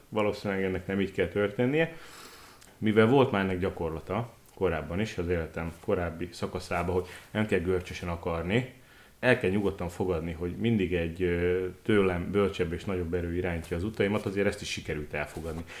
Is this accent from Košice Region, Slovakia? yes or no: yes; Košice, Košice Region, Slovakia; also born or lived in Bodrogköz / Kiskövesd; kassán folytatták. Ennek hozadékaként én már ott születtem